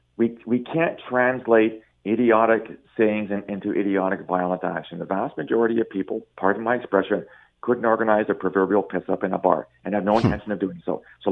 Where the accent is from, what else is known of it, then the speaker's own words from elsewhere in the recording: Canada; I think you have a duty as a Canadian and as a human being to involve the officials